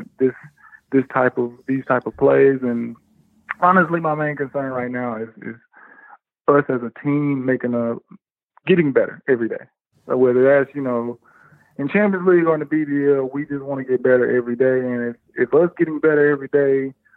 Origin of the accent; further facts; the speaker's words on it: United States; moved away; as an American